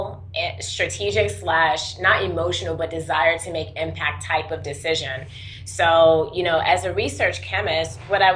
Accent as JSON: {"language": "English", "region": "North Carolina", "country": "United States", "tie": "born or raised there", "also_born_or_lived": "Washington, D.C.", "said": "I was born in Washington, D.C., but moved to North Carolina pretty early on"}